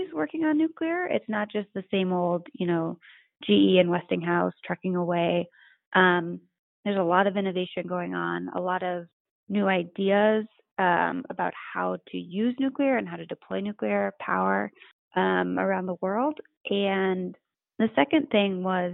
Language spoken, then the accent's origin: English; California, United States; I'm from California